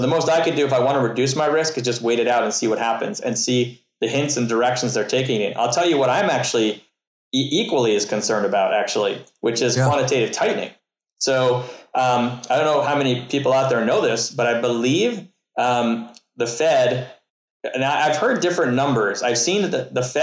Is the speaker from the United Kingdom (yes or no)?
no; Canada; I'm from Canada